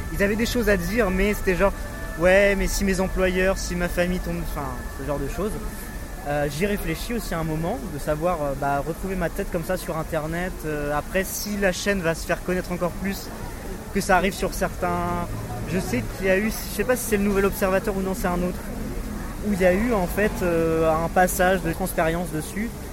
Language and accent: French; France; moved away as an adult; now in Germany; J'habite en Allemagne, mais j'ai grandi en France